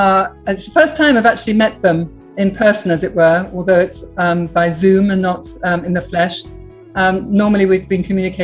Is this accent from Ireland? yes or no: no; Burundi; born there; I was born in Burundi.